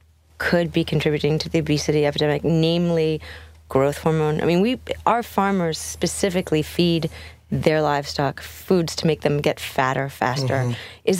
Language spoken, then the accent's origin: English; Philadelphia, Pennsylvania, United States; I grew up in Philly